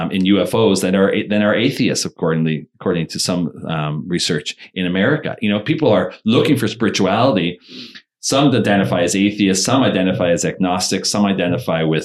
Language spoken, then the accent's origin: English; Canada